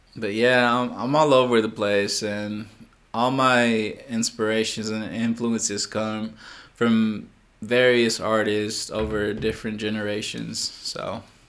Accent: Texas, United States; I'm a Texan

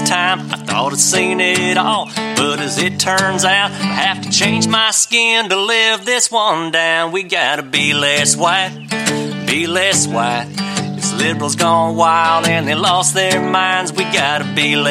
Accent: Mississippi, United States; I'm from Mississippi

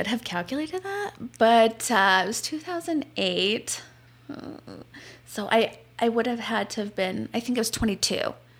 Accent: Tucson, Arizona, United States; moved away as an adult; now in Utah, United States; So I'm originally from Arizona. That's obviously where the story takes place. I'm originally from Tucson. My family lives in Mesa, Arizona now.

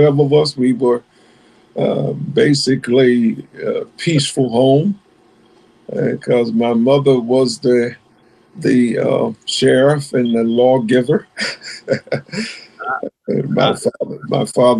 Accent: Greenville, Alabama, United States; moved away as an adult; also born or lived in Bridgeport, Connecticut / Chesapeake, Virginia; originally from Greenville, Alabama. I'm a country boy. Greenville is about 40 miles below Montgomery. And so I grew up there

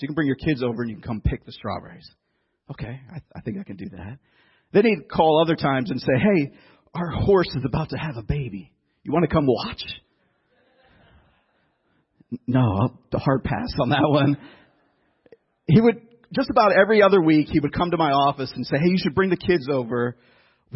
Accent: Youngstown, Ohio, United States; also born or lived in Philadelphia area / Tennessee; now in New Jersey, United States; I grew up in Youngstown, Ohio, kind of northeast part of Ohio, real city, urban city

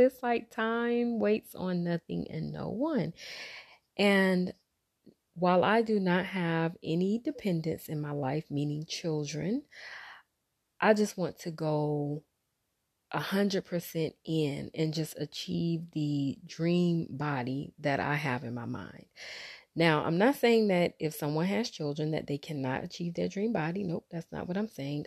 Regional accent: Wilmington, North Carolina, United States; now in Raleigh-Durham, United States; my hometown, where I'm from, which is Wilmington, and the Raleigh-Durham area, which is where I currently live

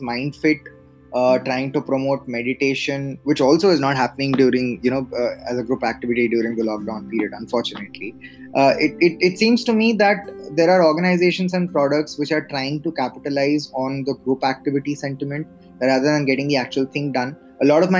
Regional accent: central India, India; moved away as an adult; also born or lived in Delhi / Bangalore; I was born in Delhi, but I just barely stayed there as an infant. I grew up, I had a large part of my childhood in central India

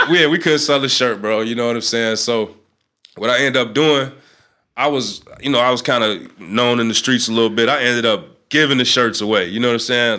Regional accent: North Chicago, Illinois, United States; I'm from North Chicago

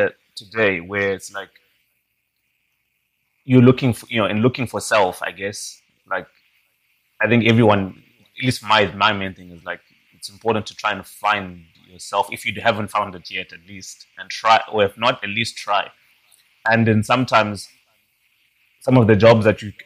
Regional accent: Zimbabwe; moved away as an adult; also born or lived in Scotland; I'm Zimbabwean.

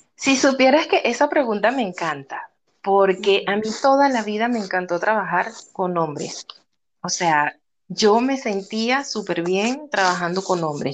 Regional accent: Venezuela; moved away as an adult; now in Peru; actualmente vivo en Perú desde hace ocho años, soy venezolana, eh, emigré en el año 2014

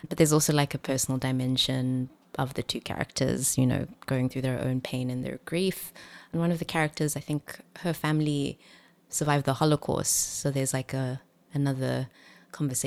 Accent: Centurion, Gauteng, South Africa; now in Cape Town, South Africa; growing up in Centurion and like very Burbee environment

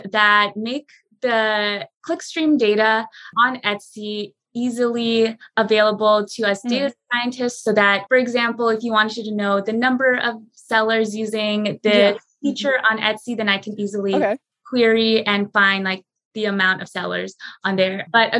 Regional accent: Philippines; being Filipino, our national dish is chicken adobo.

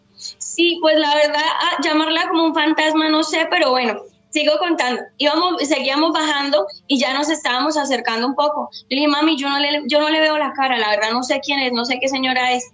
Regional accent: Bogotá, Colombia; now in Bucaramanga, Colombia; Yo soy de Bogotá, pero vivo en Bucaramanga

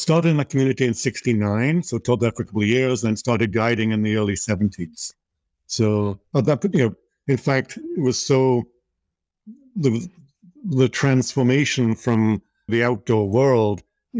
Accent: Liverpool, North West England, United Kingdom; born there; So at an early age, I was born in Liverpool and started heading off into nature at an early age, and started rock climbing at 14.

